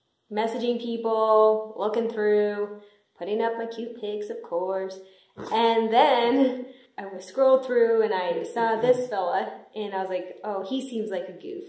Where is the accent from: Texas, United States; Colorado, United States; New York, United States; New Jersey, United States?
Colorado, United States; southwestern; now in Chicago area, United States; I'm from Colorado, southwestern Colorado